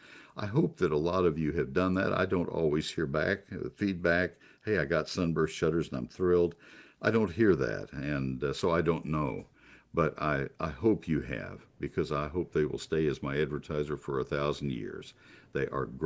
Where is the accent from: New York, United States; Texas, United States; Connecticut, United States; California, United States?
Texas, United States; College Station; also born or lived in Ohio; growing up in College Station, Texas